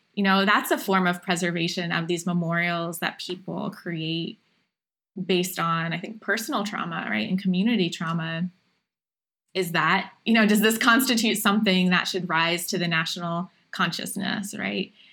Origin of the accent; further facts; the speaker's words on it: Appalachian Ohio, United States; I grew up in Appalachian, Ohio